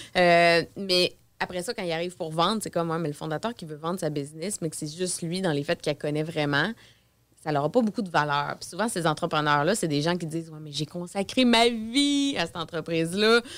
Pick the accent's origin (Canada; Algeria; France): Canada; Beauce, Quebec; moved away as an adult; now in Quebec City, Canada; je viens dans le fond de la Beauce